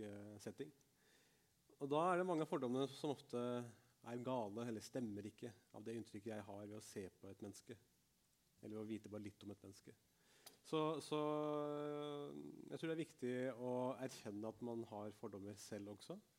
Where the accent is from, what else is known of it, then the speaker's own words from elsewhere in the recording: Norway; jeg er født og oppvokst i Norge. Jeg er norsk, men mine foreldre kom fra India og Pakistan